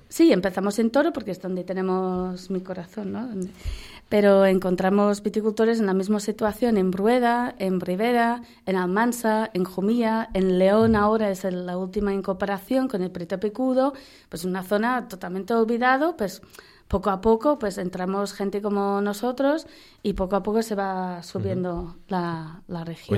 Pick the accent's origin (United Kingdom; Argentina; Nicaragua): United Kingdom; accent: British; Spanish is a second language; moved away as an adult; also born or lived in Valladolid; now in Spain; como se ve por la voz, por el acento y por el nombre, pues sigo siendo giri, sigo siendo británica